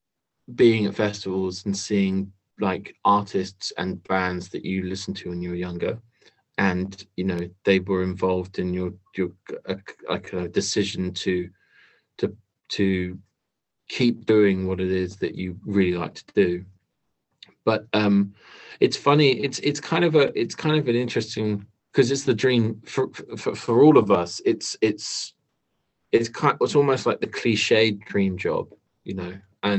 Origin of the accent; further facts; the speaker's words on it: Australia; as an Australian, I'm sure you can attest to it being vital.